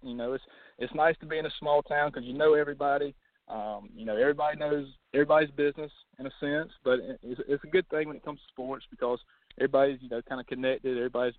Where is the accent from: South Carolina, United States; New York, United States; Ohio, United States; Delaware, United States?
South Carolina, United States; Saluda; Well, you know, born and raised in Saluda, graduated from Saluda High School in, you know, 2012